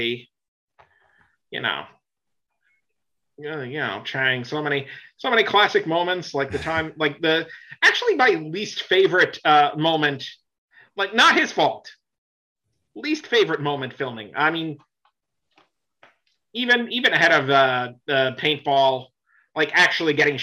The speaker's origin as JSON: {"language": "English", "region": "Florida", "country": "United States", "tie": "born or raised there", "also_born_or_lived": "New York / Boston", "moved": "yes", "said": "I grew up in Florida, but before that I grew up in New York"}